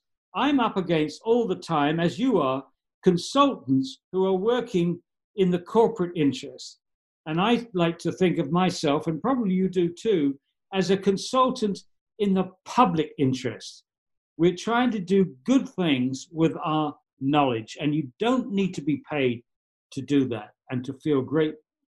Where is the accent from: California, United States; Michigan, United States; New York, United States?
New York, United States; they tried to build an incinerator in my hometown in the home county in New York State in 1985.